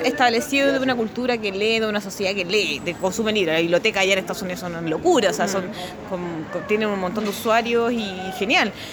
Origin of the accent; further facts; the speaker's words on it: Chile; Uno, uno como chileno y latinoamericano